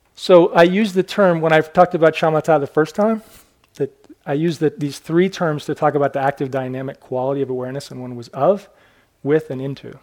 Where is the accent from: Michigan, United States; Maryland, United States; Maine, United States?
Maine, United States; I was born in Maine.